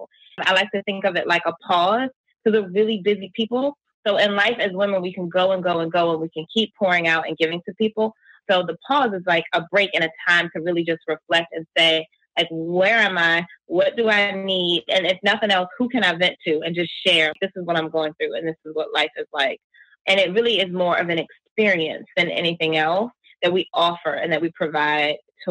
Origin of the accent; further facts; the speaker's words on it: New Jersey, United States; We're from South Jersey.